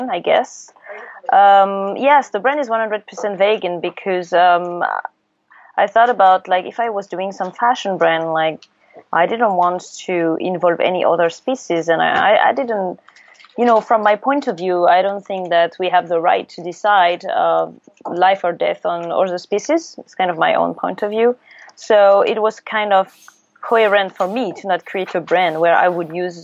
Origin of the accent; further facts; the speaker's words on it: small village next to Paris, Île-de-France, France; moved away as an adult; now in Seoul, South Korea; I come from France. I grew up in a kind of small village next to Paris, which is not really Paris